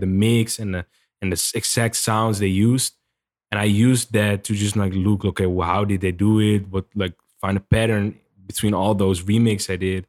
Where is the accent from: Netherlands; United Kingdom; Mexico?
Netherlands; moved away as an adult; now in United States; I'm from the Netherlands and I just came here, just moved here